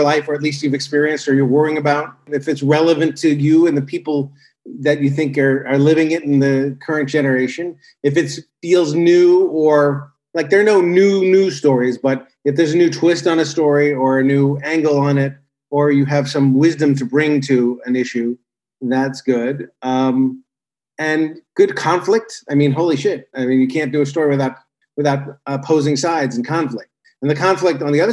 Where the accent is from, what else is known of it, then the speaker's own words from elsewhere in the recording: Los Angeles, California, United States; growing up in Los Angeles with a comedy writer